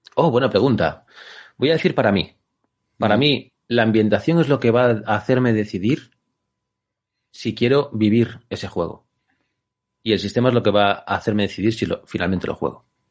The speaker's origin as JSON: {"language": "Spanish", "region": "Galicia", "country": "Spain", "said": "soy gallego"}